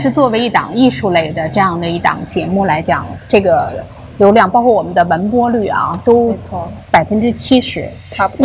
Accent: China; now in Los Angeles, United States; 我们中国人

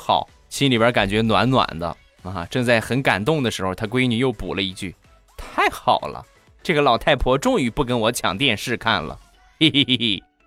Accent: Shandong, China; accent: Shandong; 我是山东人啊，不是东北人

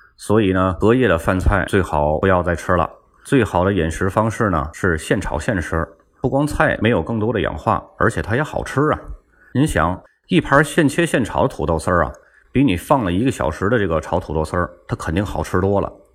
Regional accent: Tianjin, China; 我是天津人

